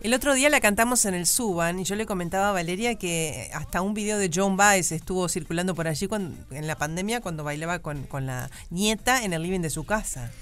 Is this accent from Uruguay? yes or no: yes; Montevideo, Uruguay; Seguimos siendo los montevideanos.